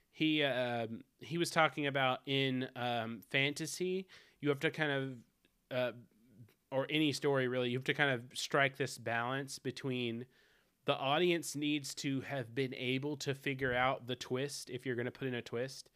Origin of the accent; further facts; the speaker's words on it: the South, United States; accent: southern; I'm from the South